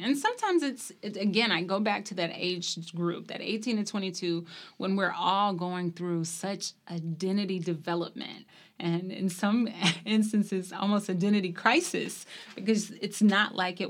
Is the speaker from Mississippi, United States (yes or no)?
yes; Bay Springs, Mississippi, United States; I'm originally from Bay Springs, Mississippi. It's probably like saying Mayberry, USA. Very